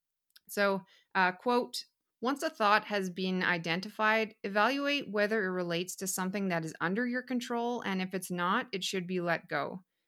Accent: Whitehorse, Yukon, Canada; So I was born and raised up in Whitehorse, Yukon, which is in northern Canada.

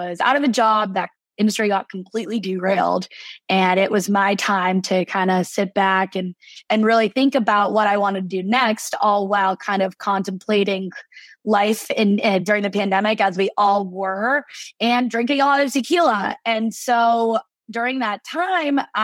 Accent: La Cañada Flintridge, California, United States; moved away as an adult; also born or lived in Boston, Massachusetts; I grew up in La Cañada, which is right next to Pasadena, the Rose Bowl.

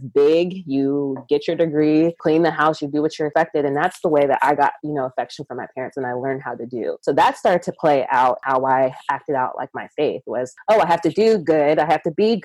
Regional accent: Georgia, United States; I was born here in Georgia, and I am the child of two Nigerian immigrants

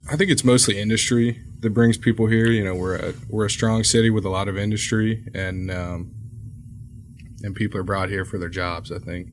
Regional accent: Houston, Texas, United States; native Houstonian has given me a good amount of knowledge on a lot of the neighborhoods here in town

